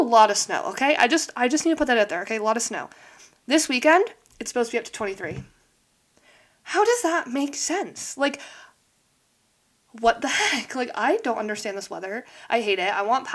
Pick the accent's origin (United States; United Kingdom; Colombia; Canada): Canada; I live in Canada, by the way. I'm Canadian